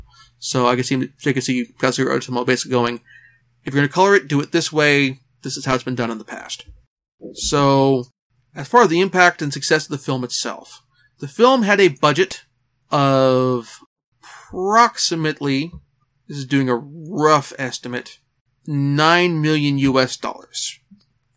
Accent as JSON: {"language": "English", "region": "Oregon", "country": "United States", "tie": "born or raised there", "said": "Dark Horse Comics, in my home state of Oregon"}